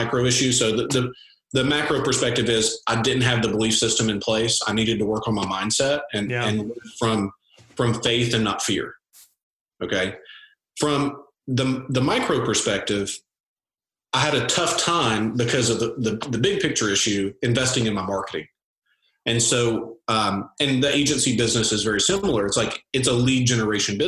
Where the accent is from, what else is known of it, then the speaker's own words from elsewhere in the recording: Nashville, Tennessee, United States; I'm from Nashville